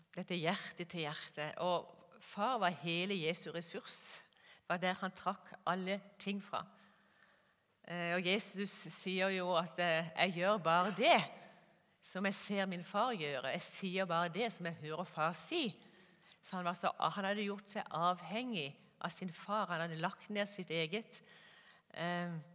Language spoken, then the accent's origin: Norwegian; Kristiansand, Agder, Norway; moved away as an adult; also born or lived in Gjøvik / Molde; Jeg er født og oppvokst i Kristiansand på Sørlandet